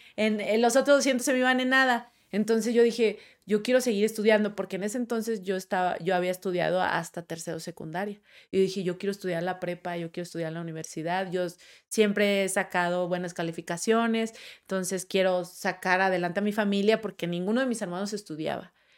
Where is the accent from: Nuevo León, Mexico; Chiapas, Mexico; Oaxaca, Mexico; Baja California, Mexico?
Nuevo León, Mexico; Monterrey; moved away as an adult; now in Mexico City, Mexico